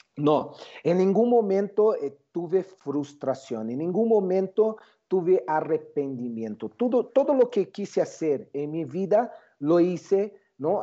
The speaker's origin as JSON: {"language": "Spanish", "region": "São Paulo", "country": "Brazil", "tie": "born or raised there", "moved": "as an adult", "lives_now": "Mexico", "said": "Yo yo nací en Brasil, São Paulo, ¿no? Eh, eh, cuando tenía 30 años, la empresa en que trabajaba, que se llama Boris Systems, decidió abrir en México"}